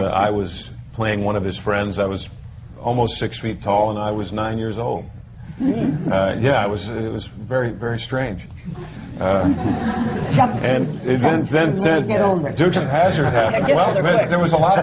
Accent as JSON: {"language": "English", "town": "Mount Kisco", "region": "New York", "country": "United States", "also_born_or_lived": "Atlanta", "moved": "yes", "said": "I'm from New York, from a little town called Mount Kisco, New York"}